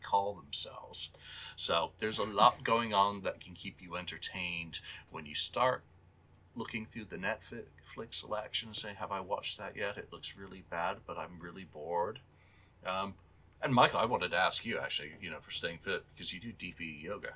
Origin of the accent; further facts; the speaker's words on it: England, United Kingdom; moved away; also born or lived in Canterbury / Newcastle / Liverpool / Glasgow; England, my home country